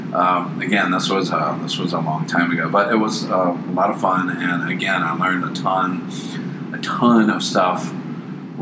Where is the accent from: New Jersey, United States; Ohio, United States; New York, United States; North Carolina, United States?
North Carolina, United States; Charlotte; I grew up in Charlotte